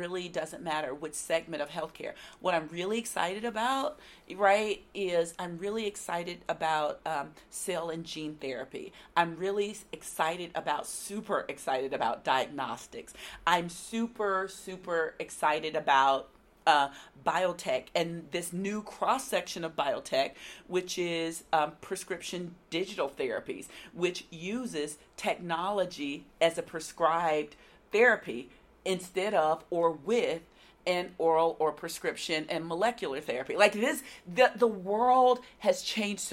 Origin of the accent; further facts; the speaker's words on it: Nashville, Tennessee, United States; this being my hometown